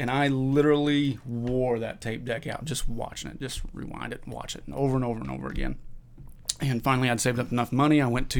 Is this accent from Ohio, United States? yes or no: no; Indiana, United States; I born and raised in Indiana, live in southeastern Indiana.